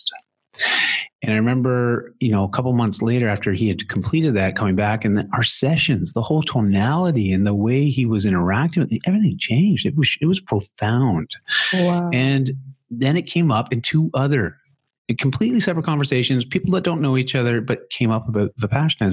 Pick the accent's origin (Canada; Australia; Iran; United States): Canada; accent: Canadian; my Canadian accent